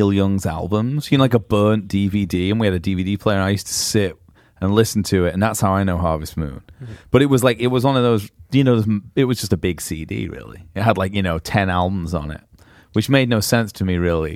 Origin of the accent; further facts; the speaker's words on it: Manchester, North West England, United Kingdom; moved away; I grew up in Manchester